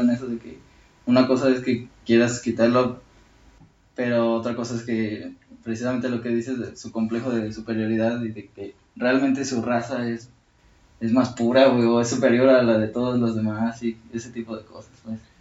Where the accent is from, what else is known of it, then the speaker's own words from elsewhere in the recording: Mexico; todos somos mexicanos